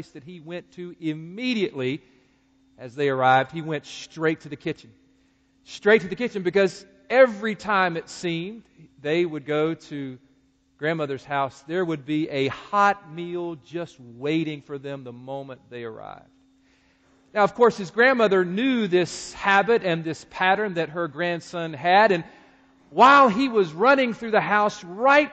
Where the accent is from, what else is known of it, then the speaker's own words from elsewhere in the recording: Greensboro, North Carolina, United States; my hometown of Greensboro, North Carolina